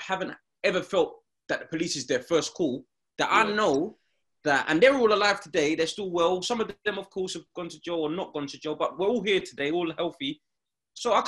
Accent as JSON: {"language": "English", "region": "London", "country": "United Kingdom", "said": "We're from East"}